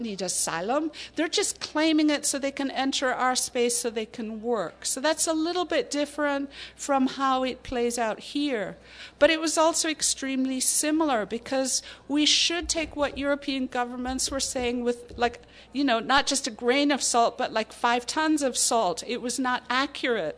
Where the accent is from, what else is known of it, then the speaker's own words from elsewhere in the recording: Ireland; moved away; I grew up in the Irish Republic